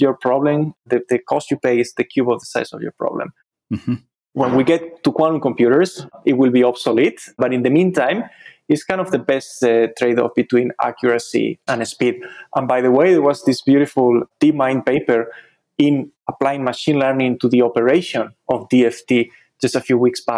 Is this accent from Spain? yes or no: yes; Spain; moved away as an adult; now in United States; I did my undergrad studies back in my home country in Spain